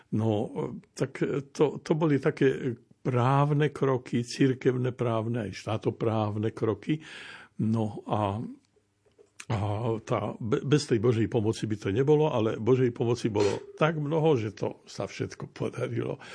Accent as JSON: {"language": "Slovak", "town": "Kurima", "region": "Prešov Region", "country": "Slovakia", "tie": "born or raised there", "said": "ja som vyrastal v Kurime"}